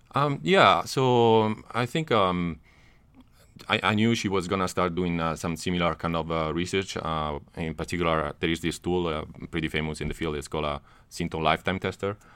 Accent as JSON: {"language": "English", "country": "Italy", "also_born_or_lived": "Netherlands", "moved": "as an adult", "lives_now": "United States", "said": "I'm from Italy."}